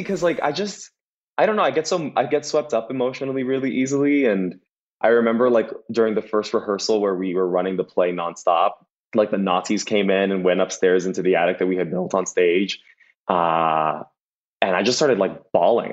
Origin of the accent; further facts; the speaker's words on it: Los Angeles, California, United States; also born or lived in Boyle Heights, Los Angeles / West Covina, California; now in West Hollywood, United States; I was born in Boyle Heights, which is uh, the city that Vida takes in, uh, and then I grew up in East LA and West Covina, and now I'm currently in West Hollywood